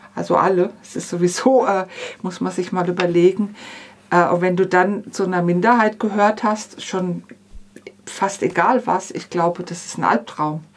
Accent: Upper Swabia, Baden-Württemberg, Germany; ich bin 1960 geboren, ich bin in Oberschwaben aufgewachsen, eine sehr konservative Gegend

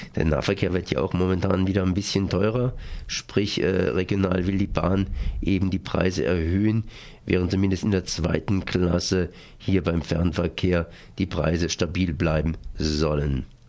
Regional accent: Freiburg, Baden-Württemberg, Germany; als Freiburger

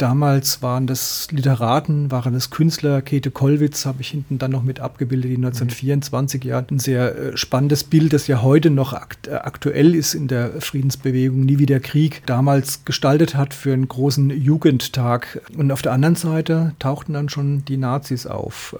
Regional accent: Ludwigshafen, Rhineland-Palatinate, Germany; also born or lived in Mannheim; now in Neustadt an der Weinstraße, Germany; stamme aus Mannheim und Ludwigshafen, bin aufgewachsen in Ludwigshafen, in Mannheim in die Schule gegangen lange

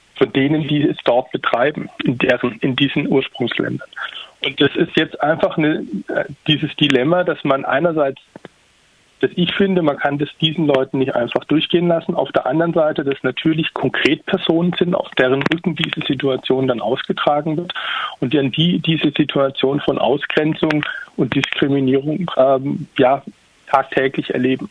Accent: Tübingen, Baden-Württemberg, Germany; ich komme selbst aus Tübingen

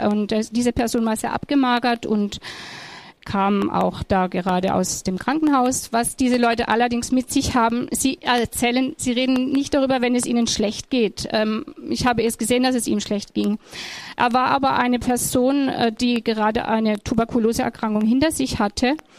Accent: Germany; ich bin eine Deutsche

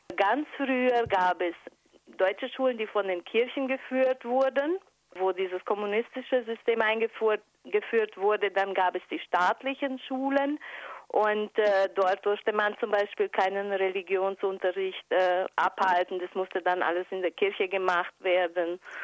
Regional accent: Transylvania, Romania; moved away; wir selber hatten das Glück, in einem vergleichsweise sicheren Umfeld aufzuwachsen. Die Jugend in Siebenbürgen war schön

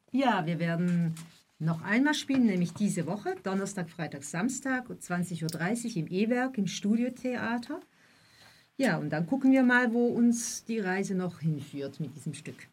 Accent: Switzerland; ich komme aus der Schweiz

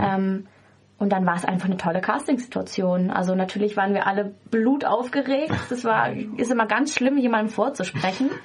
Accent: Offenburg, Baden-Württemberg, Germany; ich komme ursprünglich äh, aus, aus Offenburg

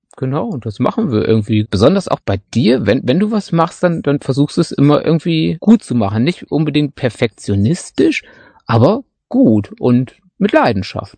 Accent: Münsterland, North Rhine-Westphalia, Germany; moved away as an adult; now in Black Forest, Germany; ich glaube wirklich so als, als Münsterländer

